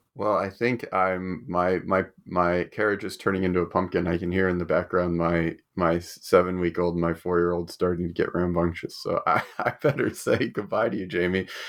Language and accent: English; United States; now in Australia; I'm from America and I live in Australia